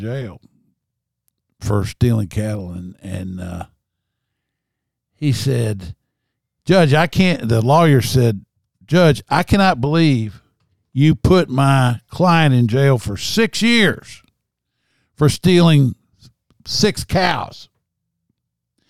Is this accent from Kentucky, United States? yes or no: yes; Harlan County, Kentucky, United States; moved away; I came from Harlan County, and killing was a way of life there